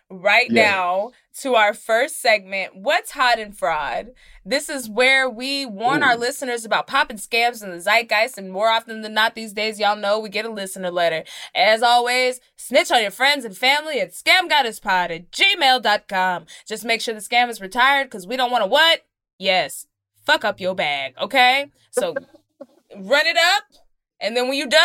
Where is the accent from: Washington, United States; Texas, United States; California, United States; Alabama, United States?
Texas, United States; Dallas; I am from Dallas, Texas. And the church that I grew up in is called Oak Grove Missionary Baptist Church.